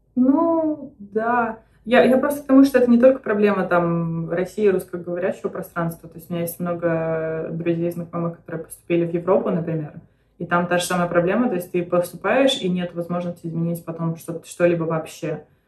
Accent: Belarus; now in United States; в Беларуси, то есть откуда я родом

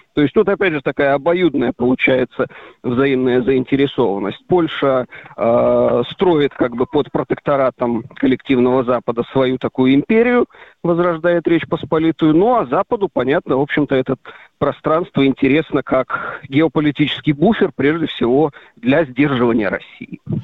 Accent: Belarus

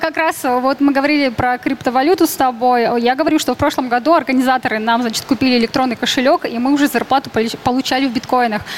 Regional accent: Urals, Russia; moved away; я сама с Урала

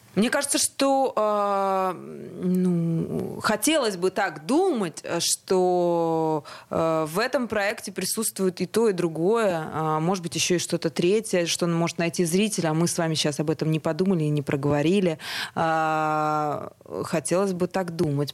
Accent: Grozny, Chechnya, Russia; now in Moscow, Russia; я вообще из Чечни

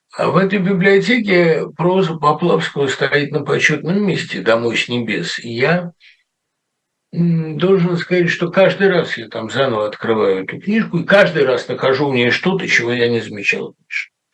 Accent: Russia; moved away as an adult; now in United States; я из России

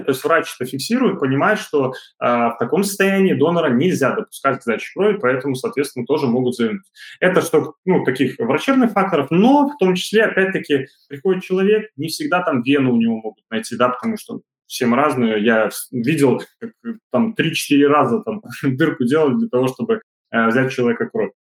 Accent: Belarus; у нас в Беларуси

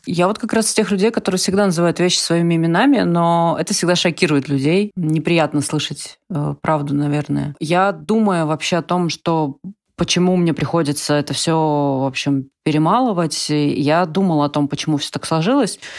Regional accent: Russia; moved away; все, все родились и выросли в России

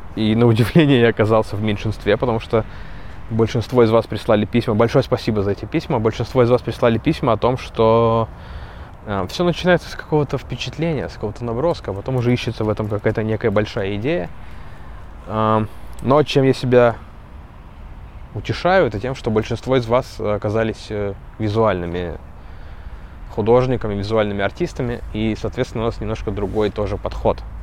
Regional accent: Kursk Oblast, Russia; я из Курской.

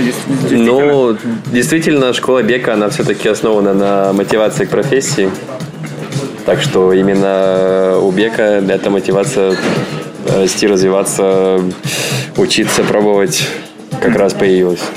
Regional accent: Saint Petersburg, Russia; moved away as an adult; also born or lived in Moscow, Russia; now in Hong Kong; я такой из Питера.

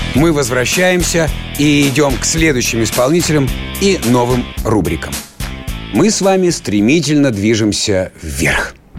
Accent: Siberia, Russia; я сибиряк

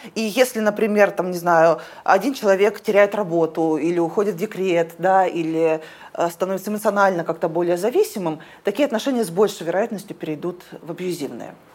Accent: Omsk, Omsk Oblast, Russia; Я из Омска

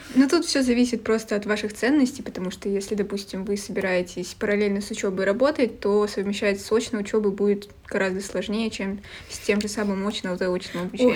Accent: Vyborg, Leningrad Oblast, Russia; я из Выборга

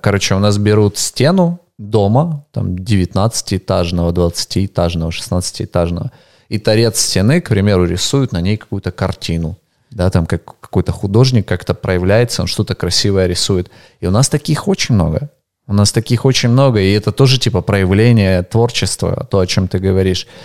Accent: Ukraine; also born or lived in Russia; я украинец

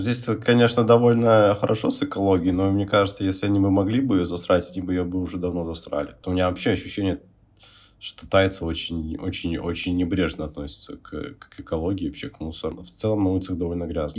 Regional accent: Olenegorsk, Murmansk Oblast, Russia; я же сам из Оленегорска

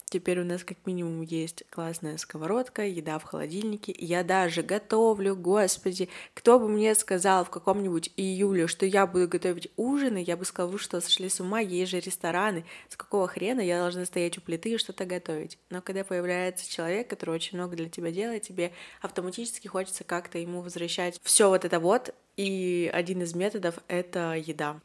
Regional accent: Yekaterinburg, Sverdlovsk Oblast, Russia; мне двадцать один, и я из Екатеринбурга

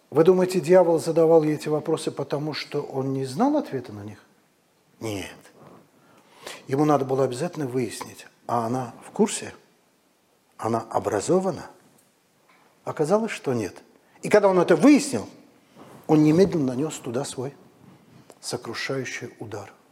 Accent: Moscow, Russia; Я говорю, я из Москвы, это мы там умрем.

